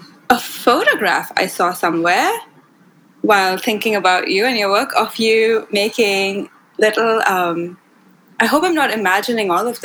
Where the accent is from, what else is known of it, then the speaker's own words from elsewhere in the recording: India; I grew up in India